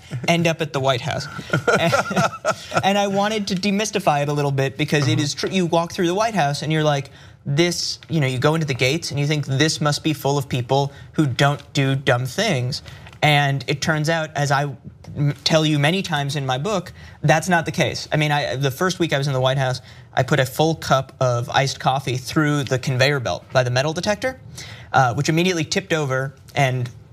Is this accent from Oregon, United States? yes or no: no; New York City, New York, United States; I grew up in New York, on the Upper West Side of Manhattan.